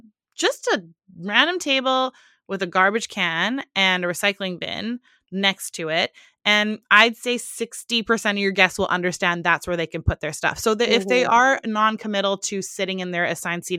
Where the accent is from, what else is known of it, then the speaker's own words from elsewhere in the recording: Canada; we're Canadian